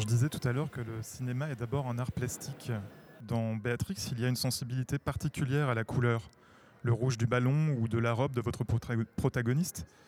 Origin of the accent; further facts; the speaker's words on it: France; chez nous en France